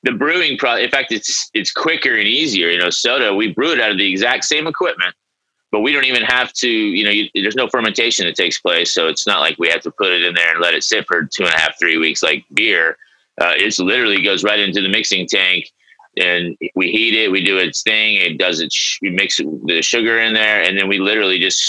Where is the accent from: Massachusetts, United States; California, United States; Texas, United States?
Texas, United States; Dallas; moved away as an adult; also born or lived in Tulsa, Oklahoma; now in Oklahoma City, United States; I was born in Tulsa, but I mainly grew up in Dallas area.